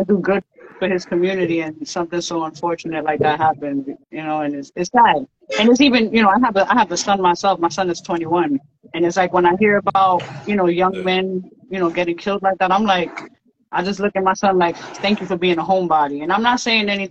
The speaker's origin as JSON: {"language": "English", "town": "New York City", "region": "New York", "country": "United States", "also_born_or_lived": "Queens", "said": "I live in Queens. I'm originally from Brooklyn, but I live in Queens."}